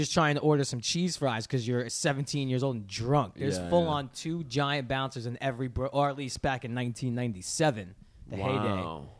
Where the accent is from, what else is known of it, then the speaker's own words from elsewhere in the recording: New York City, New York, United States; where I grew up in Bensonhurst, Brooklyn, you know, when we would, 16, 17 years old, you go to like the 18-year-old clubs and then you'd go to like a diner at 2 in the morning.